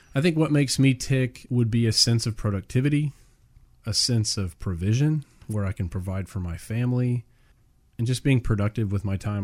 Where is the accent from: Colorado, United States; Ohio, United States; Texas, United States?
Texas, United States; Houston; we're both born and raised in the Houston area.